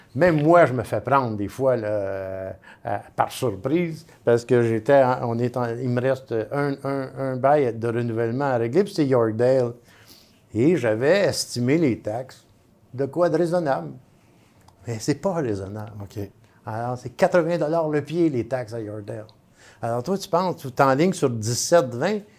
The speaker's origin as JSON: {"language": "French", "town": "Montreal", "region": "Quebec", "country": "Canada", "said": "moi, je suis un vrai Montréalais"}